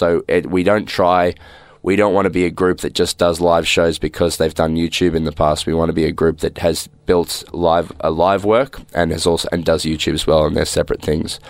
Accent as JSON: {"language": "English", "town": "Melbourne", "region": "Victoria", "country": "Australia", "tie": "born or raised there", "also_born_or_lived": "Ballarat", "said": "I'm from Melbourne. I grew up in Heidelberg, which is in the northeast suburbs."}